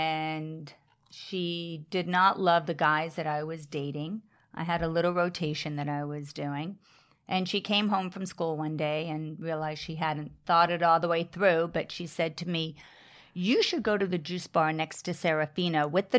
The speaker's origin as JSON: {"language": "English", "region": "New York", "country": "United States", "tie": "born or raised there", "said": "I grew up in Long Island. I came back to the city for work."}